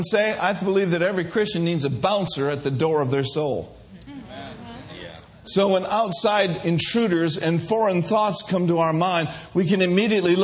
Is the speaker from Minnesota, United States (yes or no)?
yes; Minnesota, United States; I grew up in Minnesota